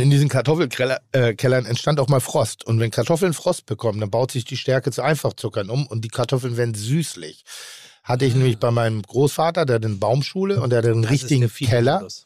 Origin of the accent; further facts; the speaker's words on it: Northern Germany, Germany; ich bin Norddeutscher